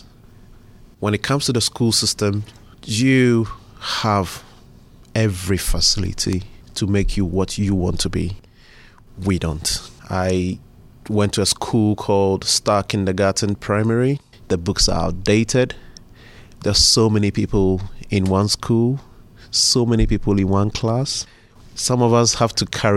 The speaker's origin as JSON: {"language": "English", "town": "Tema", "region": "Greater Accra", "country": "Ghana", "tie": "born or raised there", "moved": "yes", "lives_now": "Pittsburgh, United States", "said": "I was born in Ghana in a city called Tema"}